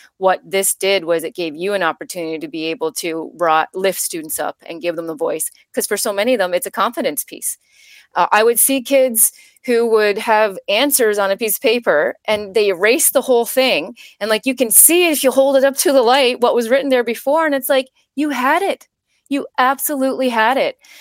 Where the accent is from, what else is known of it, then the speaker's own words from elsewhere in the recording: Labrador City, Newfoundland and Labrador, Canada; moved away; also born or lived in Ontario; I grew up in Labrador City, Newfoundland, a very small town in, um, up north